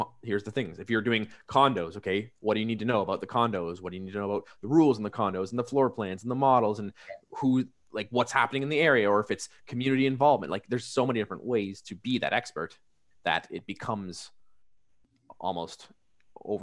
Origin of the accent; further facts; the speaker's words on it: Canada; as a Canadian, we call it niche